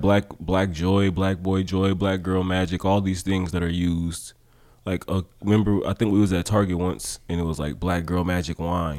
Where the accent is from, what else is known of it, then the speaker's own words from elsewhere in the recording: Oakland, California, United States; also born or lived in Humboldt; when I was growing up in Oakland